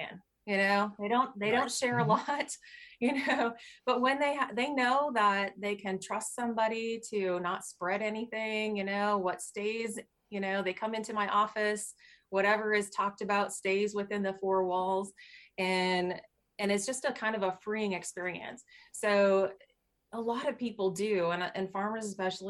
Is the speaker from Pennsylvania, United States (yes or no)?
no; Minnesota, United States; moved away as an adult; also born or lived in Lincoln, Nebraska / Kearney, Nebraska; now in Nebraska, United States; I grew up in Minnesota